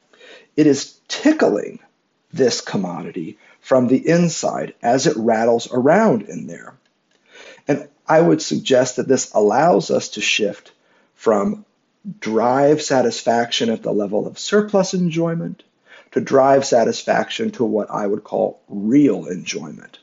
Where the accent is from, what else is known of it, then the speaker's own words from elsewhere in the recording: Midwest, United States; I'm from the Midwest in the United States